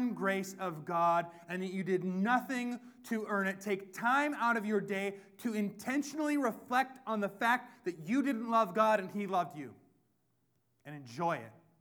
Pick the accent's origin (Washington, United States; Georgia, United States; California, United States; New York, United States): Washington, United States; Whatcom County; I'm from Whatcom County. We're one part hippie, one part hick